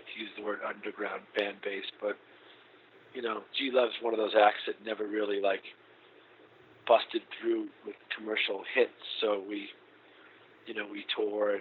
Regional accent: Boston, Massachusetts, United States; moved away as an adult; also born or lived in New Orleans; I met him in Boston, and that's my hometown

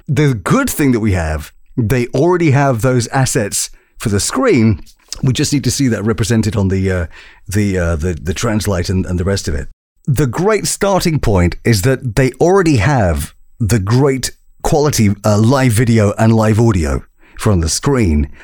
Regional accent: Birmingham, West Midlands, United Kingdom; my hometown, uh, my home city of Birmingham

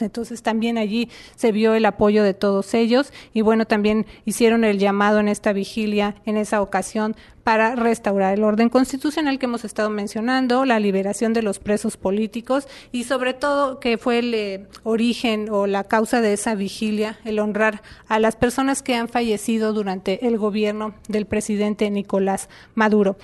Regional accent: Puerto Rico; moved away; soy ciudadana americana, Puerto Rico eh, somos ciudadanos americanos

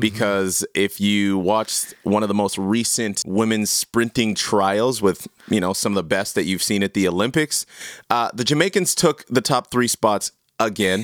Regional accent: Canada; I am so proudly Canadian

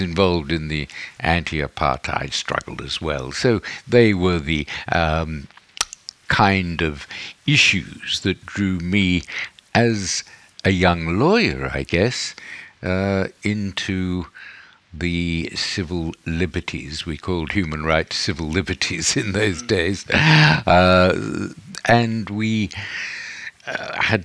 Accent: Australia; I grew up in Australia, where in the 50s and 60s, where the churches were very strong and very repressive

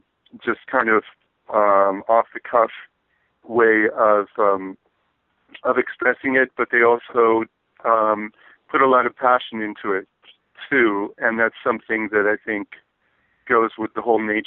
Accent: Berkeley, California, United States; I was born and raised in Berkeley and grew up in the 60s

